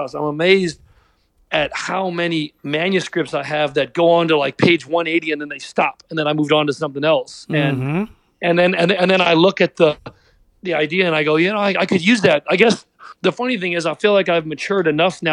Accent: Pittsburgh, Pennsylvania, United States; I'm from Pittsburgh

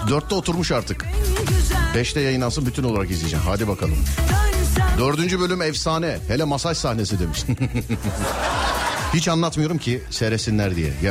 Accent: Istanbul, Turkey; İstanbul abi.

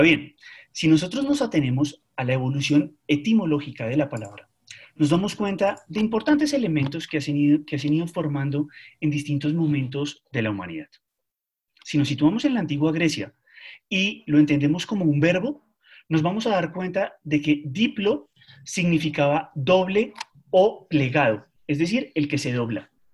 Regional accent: Colombia; No fuimos Argentina

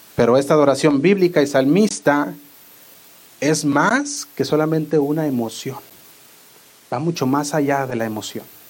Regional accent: Guadalajara, Jalisco, Mexico; accent: pocho; also born or lived in Fresno, California, United States; now in United States; Yo a veces hablo medio pocho y eso que no soy de aquí, soy de Guadalajara, pero crecí la mayor parte aquí en, podría decir, la mitad de mi vida

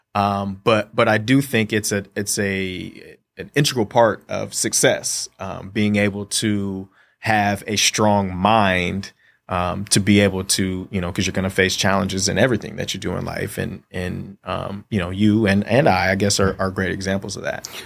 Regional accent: Columbus, Ohio, United States; moved away; growing up in Columbus, Ohio, being an Ohio State fan

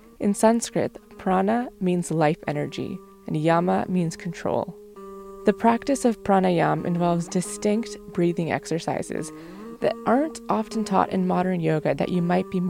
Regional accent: Mississauga, Ontario, Canada; My brother and I grew up in Mississauga, Ontario, and that's where my family's been living for more than 20 years

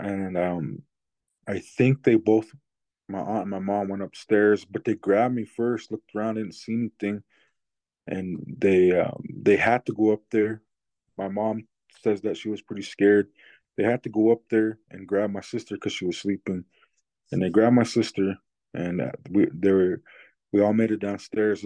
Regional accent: Blackfeet Indian Reservation, Montana, United States; I'm from the Blackfeet Indian Reservation in Montana.

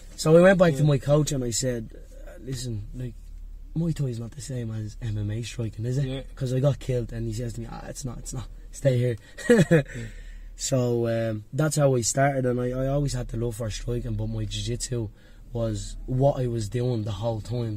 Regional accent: Dublin, Leinster, Ireland; I grew up in Dublin 1 where my, I had a youth club called NYP2.

